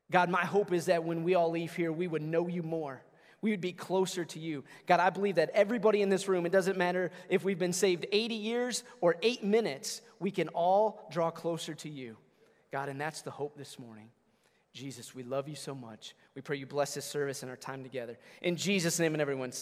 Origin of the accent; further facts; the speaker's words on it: Flint, Michigan, United States; moved away as an adult; also born or lived in Long Island, New York; we are actually born and raised in Michigan, in the Flint area. And then the last 10 years, we've been on Long Island, New York